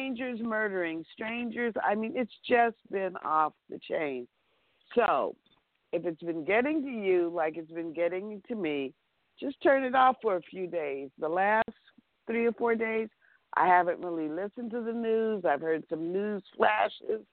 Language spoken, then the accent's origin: English; Los Angeles, California, United States; I was born in Los Angeles. I've lived here my entire life. I've never lived anywhere else.